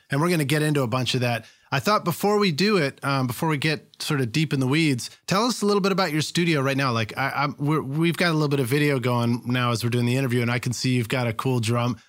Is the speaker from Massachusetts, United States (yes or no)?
yes; Boston, Massachusetts, United States; moved away; I'm from Boston originally